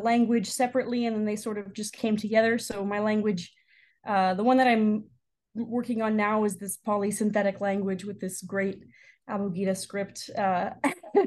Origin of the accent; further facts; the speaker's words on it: San Diego, California, United States; moved away as an adult; also born or lived in Stanford; now in Chicago, United States; I'm originally from San Diego, but calling in now from Chicago.